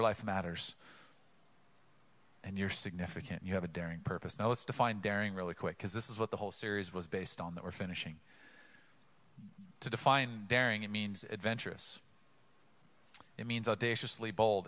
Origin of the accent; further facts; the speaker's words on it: Oceanside, California, United States; I grew up in Oceanside.